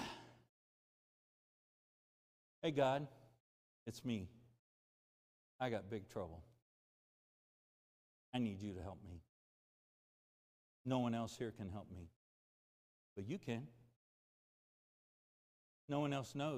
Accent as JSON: {"language": "English", "country": "United States", "said": "I'm an American"}